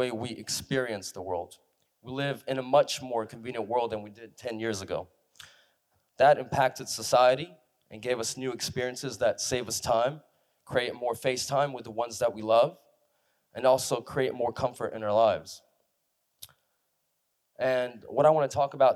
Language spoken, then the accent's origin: English; San Francisco, California, United States; I grew up in San Francisco